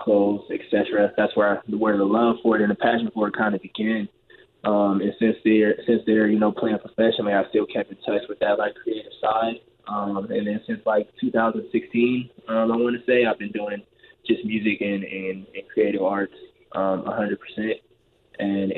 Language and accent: English; Los Angeles, California, United States; I grew up in, like, South Central L.A.